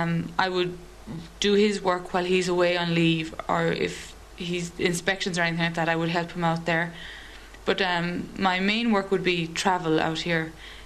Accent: Limerick, Munster, Ireland; moved away as an adult; now in Galway, Ireland; I'm from Limerick originally, but I'm stationed in Galway with the 1st Battalion at the moment.

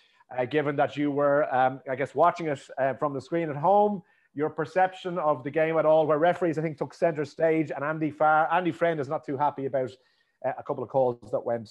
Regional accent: Moyross, Munster, Ireland; so we grew up in Moyross, obviously

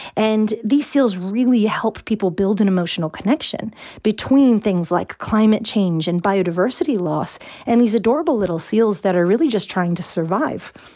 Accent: Virginia, United States; moved away as an adult; now in Ireland; I'm from Virginia. Uh, I've been living here for about six years, and I have not picked up an Irish accent yet

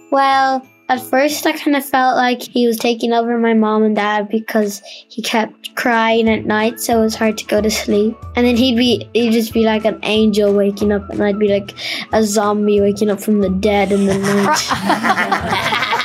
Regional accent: Dublin, Leinster, Ireland; I'm nine this year and I'm from Dublin.

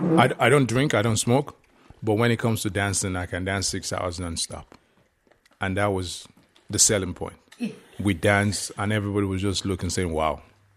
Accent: Nigeria; now in Ireland; I'm Nigerian first.

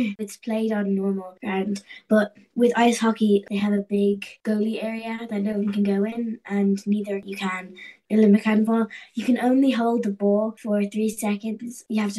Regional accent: Dublin, Leinster, Ireland; I'm 11 years old and I'm from Dublin.

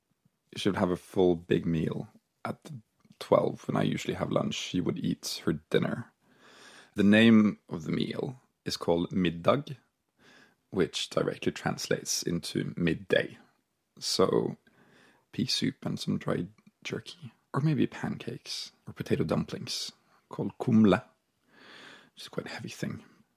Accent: Norway; also born or lived in Bergen, Norway; I live in Bergen, the west coast of Norway

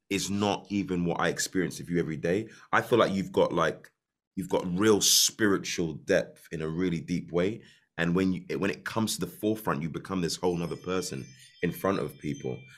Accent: Ireland; I'm Irish

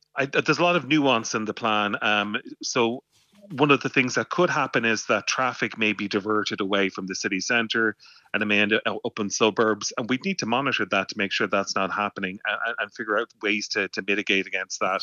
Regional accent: Waterford, Munster, Ireland; moved away; I'm from Waterford originally

